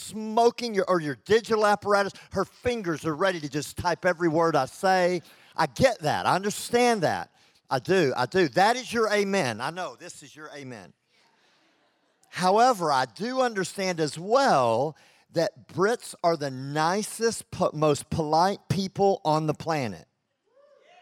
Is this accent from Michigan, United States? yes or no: no; Texas, United States; accent: Texan; also born or lived in Lincoln, England; I'm from Texas, and I'm loud, and I'm over the top, and I did live in England for 2 years